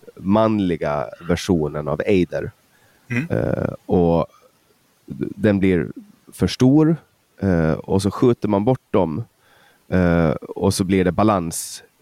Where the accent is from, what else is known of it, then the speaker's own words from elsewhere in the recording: Åland, Finland; Alltså som ålänning